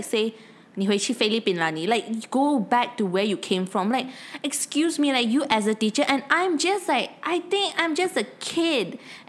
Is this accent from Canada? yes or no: no; Malaysia; we're not pure Malaysian. Like, we're mixed Filipino Chinese.